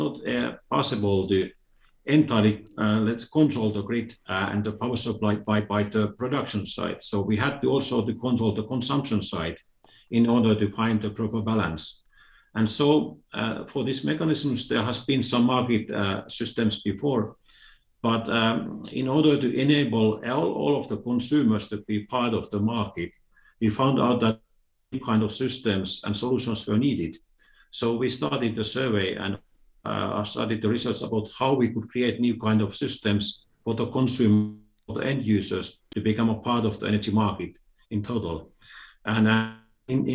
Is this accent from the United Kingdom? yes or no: no; Finland; I'm originally from Finland